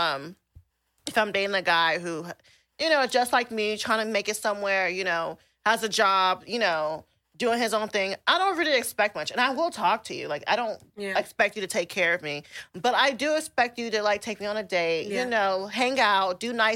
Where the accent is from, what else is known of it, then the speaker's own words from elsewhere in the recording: Nigeria; I'm Nigerian, and, like, we are raised to be gold diggers off the bat.